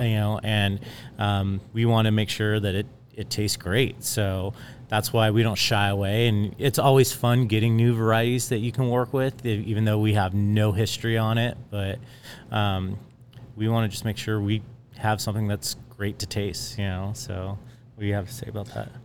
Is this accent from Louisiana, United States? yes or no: no; Temecula, California, United States; growing up in Temecula, being here since ninety-two